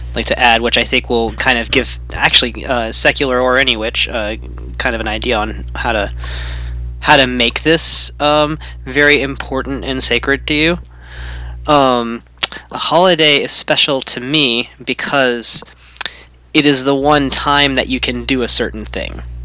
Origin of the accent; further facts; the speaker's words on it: Louisiana, United States; now in Pacific Northwest, United States; I'm in the Pac Northwest now, but I'm from Louisiana, but my family's only really been from there for like a hundred years.